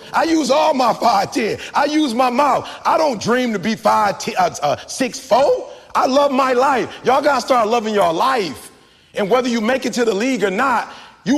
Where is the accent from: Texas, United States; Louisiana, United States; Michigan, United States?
Michigan, United States; Detroit; I'm from the D. My people worked at Ford, GM, and Chrysler